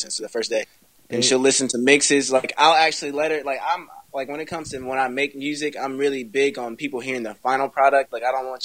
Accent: Burlington, North Carolina, United States; my hometown, Burlington.

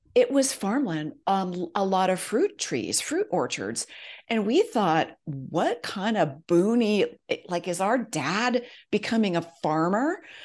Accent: Silicon Valley, California, United States; also born or lived in Los Angeles area; I grew up in Silicon Valley. My dad actually moved us there from the Los Angeles area.

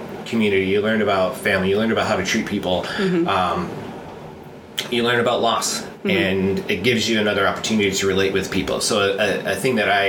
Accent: Kendall, New York, United States; also born or lived in Rochester, New York; now in Los Angeles, United States; I grew up in Kendall, and it was pretty much like cornfields and cabbage all around me.

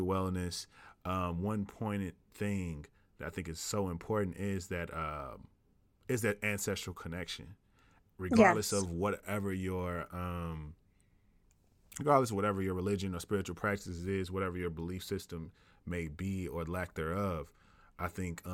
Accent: the South, United States; growing up in the South, you automatically have a introduction into faith

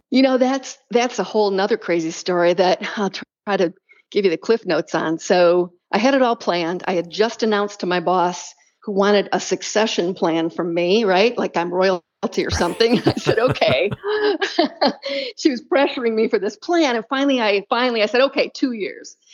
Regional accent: Michigan, United States; moved away as an adult; now in Portugal; I grew up in Michigan

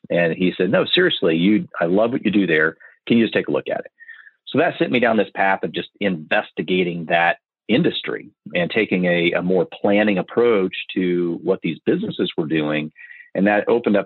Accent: Marion, Indiana, United States; I grew up in Marion, Indiana

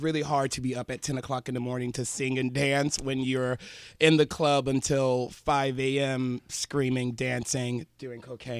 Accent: South Florida, United States; moved away; I'm young. I'm new to the game. Drag, really, because I'm from South Florida, and there's not, like, as many gay clubs, drag queens. There's not all as much drag here.

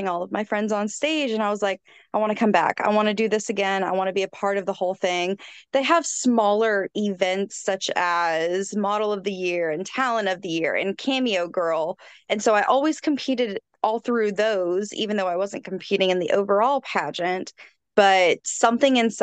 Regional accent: College Station, Texas, United States; I am from College Station, Texas

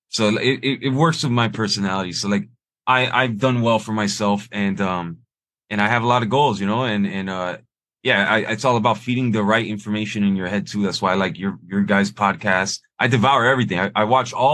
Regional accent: Miami, Florida, United States; I was born here in Miami

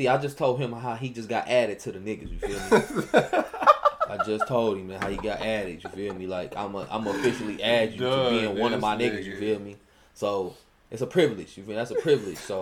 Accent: Michigan, United States; I'm from Michigan. I'm all in Georgia.

